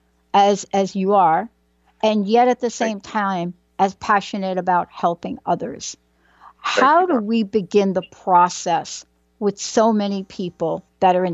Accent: New York City, New York, United States; I grew up in the Bronx.

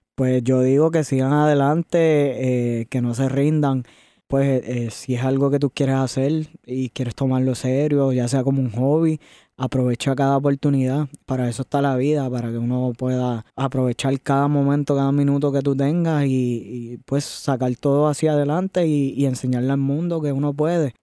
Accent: Añasco, Puerto Rico; also born or lived in Mayagüez, Puerto Rico; Yo soy de Puerto Rico, del área oeste. De, nací en Mayagüez, me crié en Añasco

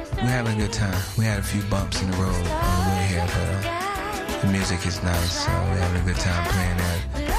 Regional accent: Texas, United States; born or raised there

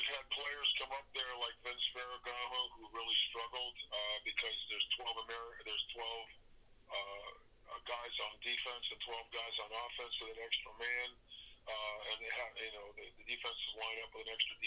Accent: United States; as an American

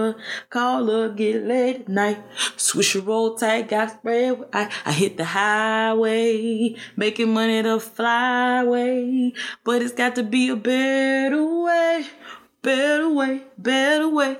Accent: Chicago, Illinois, United States; also born or lived in Statesboro, Georgia; Chicago is home for me

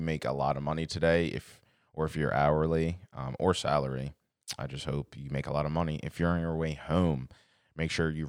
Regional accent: United States; Well, we're American, so we do.

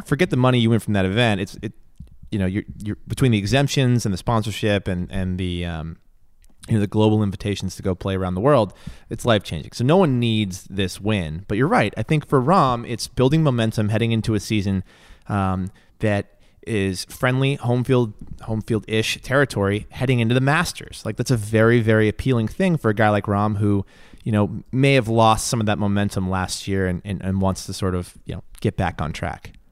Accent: New England, United States; growing up in New England

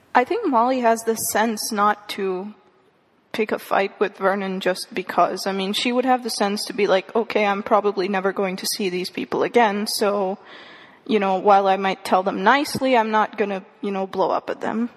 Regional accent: India; moved away; I grew up in India. I read the entire series when I was in India

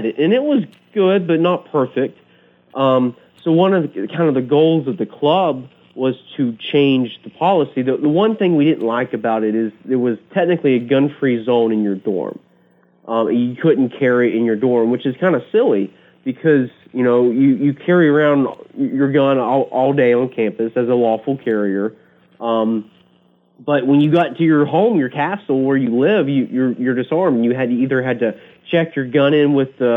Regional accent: Central North Carolina, United States; I grew up in Central North Carolina, and I grew up shooting guns like most people in the country

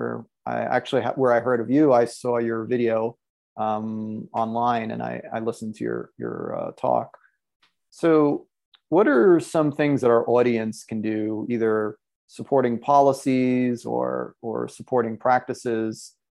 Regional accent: New York City, New York, United States; I grew up in the Bronx. I grew up in New York City.

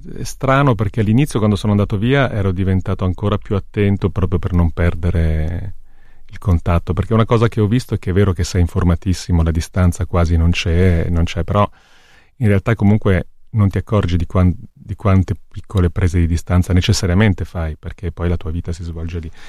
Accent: Corsico, Lombardy, Italy; moved away as an adult; also born or lived in Milan / Campania (family); now in Paris, France; siamo arrivati dalla, dalla Campania, io sono nato a Milano, ma, e quindi io arrivavo a Milano, e vivevamo in periferia a Corsico

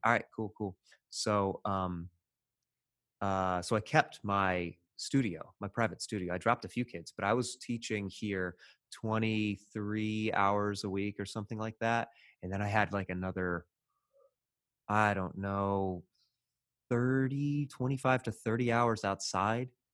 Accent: Evansville, Indiana, United States; moved away; my hometown of Evansville, Indiana, which is southwest Indiana, pretty rural

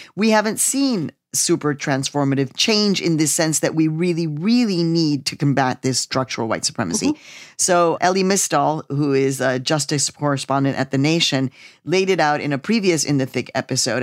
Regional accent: Chicago, Illinois, United States; moved away; my hometown city, Chicago, Illinois.

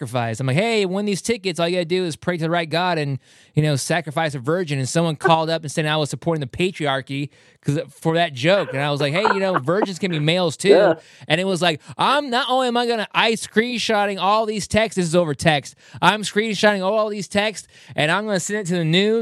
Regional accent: Puyallup, Washington, United States; moved away; Wayne's Inn in Puyallup doing a special show at my hometown bar

